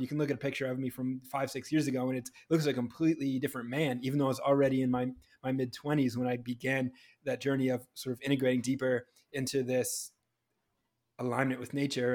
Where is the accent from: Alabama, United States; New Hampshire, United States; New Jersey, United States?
New Hampshire, United States; Growing up in New Hampshire